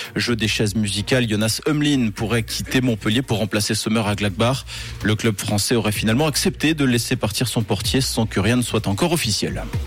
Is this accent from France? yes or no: no; French-speaking Switzerland, Romandy, Switzerland; chez nous en Suisse romande